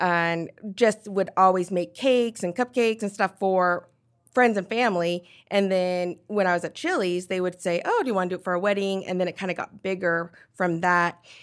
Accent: Nephi, Utah, United States; also born or lived in Korea / Pleasant Grove, Utah; I grew up in Nephi, Utah

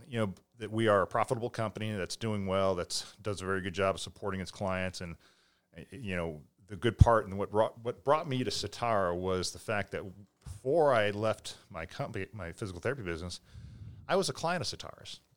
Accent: Millis, Massachusetts, United States; in Millis, and as a kid, four ninety-five was great

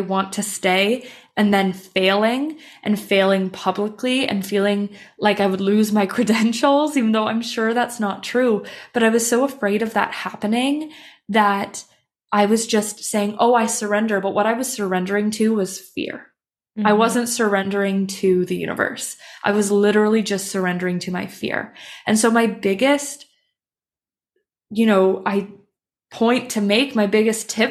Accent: Canada; moved away as an adult; now in Copenhagen, Denmark; I'm Canadian, but I'm living in Copenhagen, Denmark

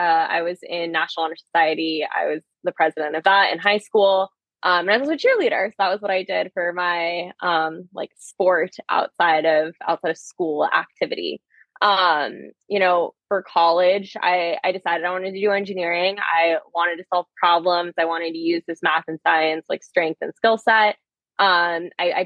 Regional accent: Newport Beach, California, United States; I am a Southern California native. I grew up in Orange County

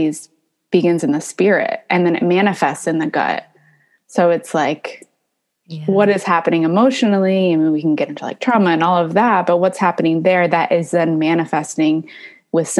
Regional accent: Maine, United States; moved away; also born or lived in California; I was born in California, but I grew up in Maine

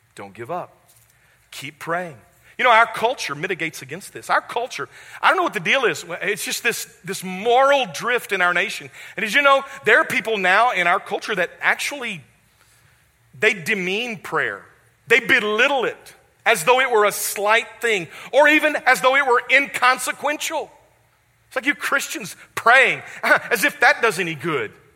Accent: West Memphis, Arkansas, United States; moved away; also born or lived in Jackson, Mississippi; my hometown, which is West Memphis, Arkansas.

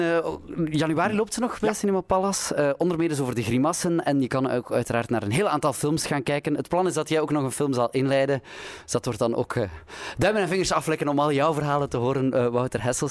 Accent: the French border, Flanders, Belgium; ik ben opgegroeid op de Franse grens.

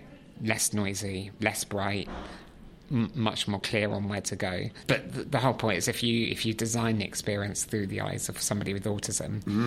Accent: West Country, South West England, United Kingdom; I grew up in the West Country, in the countryside.

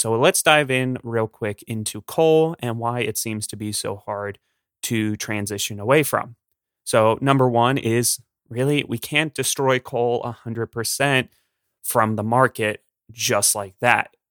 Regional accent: Pennsylvania, United States; I'm from Pennsylvania

